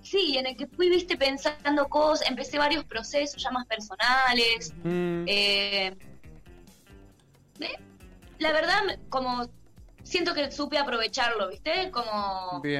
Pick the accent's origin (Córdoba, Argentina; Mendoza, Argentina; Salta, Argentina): Salta, Argentina; Pero así, eh, bueno, tal vez por ser salteña, escuché mucho más folclore